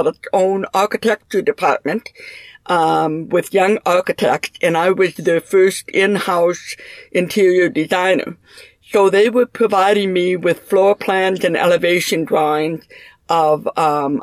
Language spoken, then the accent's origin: English; Minneapolis, Minnesota, United States; also born or lived in St. Cloud; I was raised in Minneapolis and graduated from high school here